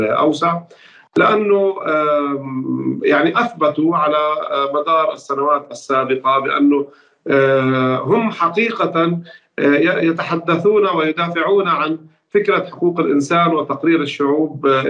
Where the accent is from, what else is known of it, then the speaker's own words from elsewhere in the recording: Palestine; نحن كفلسطينيين وكعرب